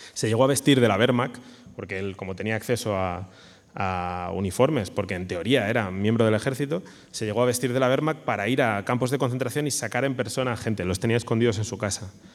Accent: Alicante, Valencian Community, Spain; yo soy de Alicante

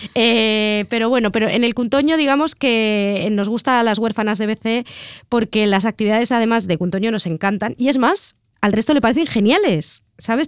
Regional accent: Catalonia, Spain

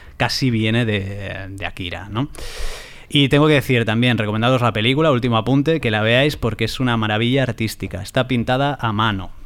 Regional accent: San Sebastián, Basque Country, Spain; yo que soy de San Sebastián, es Drago y Bola en euskera

